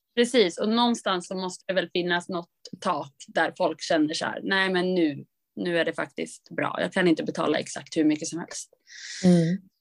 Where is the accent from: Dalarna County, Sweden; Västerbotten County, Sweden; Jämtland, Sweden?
Jämtland, Sweden; Östersund; moved away; min pappas hus uppe i Östersund där jag kommer ifrån